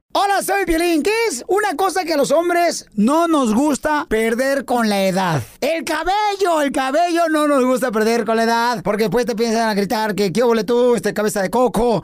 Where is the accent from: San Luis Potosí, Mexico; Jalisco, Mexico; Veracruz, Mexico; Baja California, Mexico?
Jalisco, Mexico; Ocotlán; now in United States; yo soy de Ocotlán, Jalisco, la ciudad más bonita del planeta